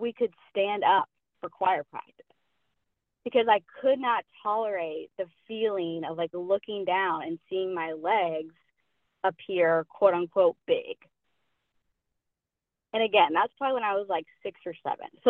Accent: Asheville, North Carolina, United States; now in Pensacola, United States; I'm from Asheville, North Carolina, originally. Currently, I am living in Pensacola, Florida

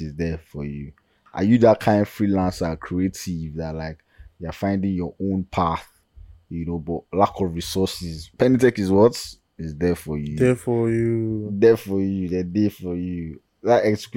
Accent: Nigeria; as a Nigerian

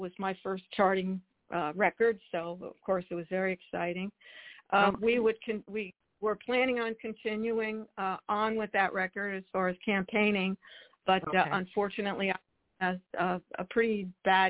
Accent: New Jersey, United States; now in Charlotte, United States; I was born and raised in New Jersey

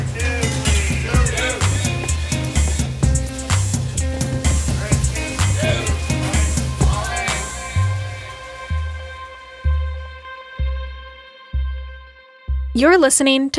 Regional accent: Boise, Idaho, United States; moved away as an adult; Boise has a special place in my heart because it's where I'm from

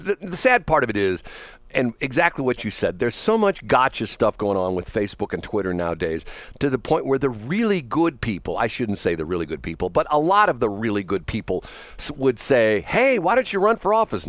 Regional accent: North County, Missouri, United States; When I was a kid growing up in North County

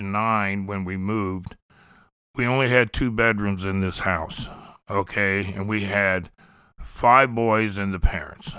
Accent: Columbus, Ohio, United States; moved away as an adult; also born or lived in the South; We grew up in the Linden area. It's, uh, it was a poor area of Columbus

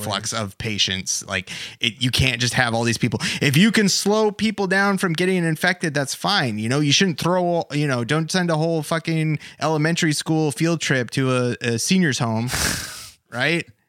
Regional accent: United States; as an American

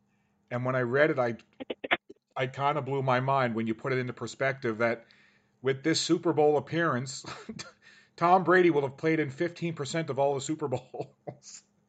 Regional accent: Halifax, Nova Scotia, Canada; being a kid growing up in Halifax

